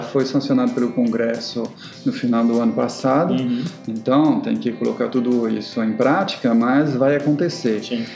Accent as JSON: {"language": "Portuguese", "country": "France", "accent": "French", "second_language": "Portuguese", "moved": "yes", "lives_now": "Brazil", "said": "eu sou francês. Então, é, eu venho da França, já faz bastante tempo que estou aqui no Brasil, né? Mesmo assim, não perdi o sotaque"}